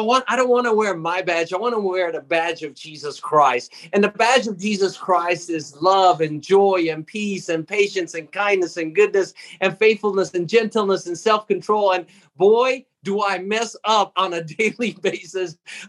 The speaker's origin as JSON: {"language": "English", "town": "Jerusalem", "region": "Jerusalem District", "country": "Israel", "tie": "born or raised there", "said": "I grew up in Jerusalem, the Holy Land, and I was brought up in an Armenian community. We're Armenians by background, and so I was brought up there."}